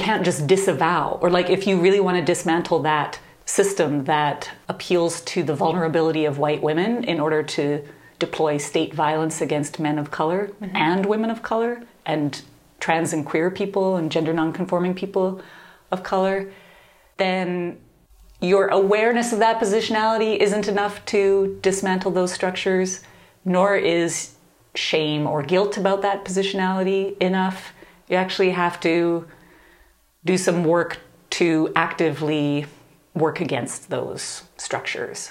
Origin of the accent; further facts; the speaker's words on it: Canada; moved away as an adult; also born or lived in Nashville, Tennessee; I grew up in Canada